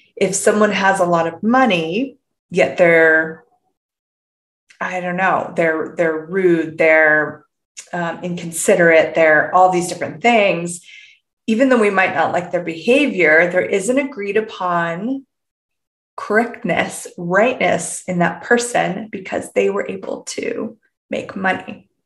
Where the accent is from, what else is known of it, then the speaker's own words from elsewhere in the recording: Canada; I'm from Canada.